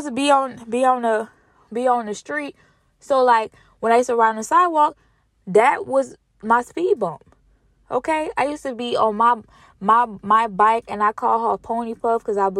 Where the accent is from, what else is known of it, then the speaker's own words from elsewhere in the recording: Louisiana, United States; I'm from Louisiana, and we only really got two seasons